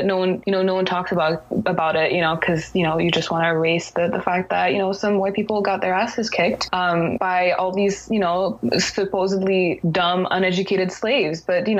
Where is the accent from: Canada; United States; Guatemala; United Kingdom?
Canada; I'm Haitian first, and then I am French, and then I'm also, you know, Canadian because I was born here. You know, I spent most of my life here. When I, you know, when I go to different places and people ask me where I'm from, I say I'm from Canada.